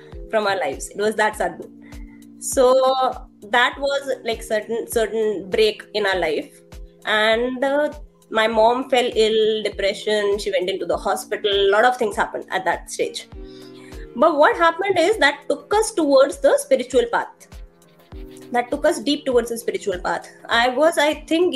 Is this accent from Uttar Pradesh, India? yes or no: no; Delhi, India; I'm from Delhi. I belong to East Delhi, Lakshmi Nagar. I'm like my native place is Old Delhi